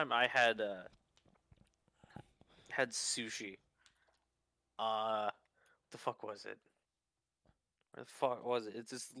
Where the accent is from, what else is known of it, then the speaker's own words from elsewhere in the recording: United States; As an American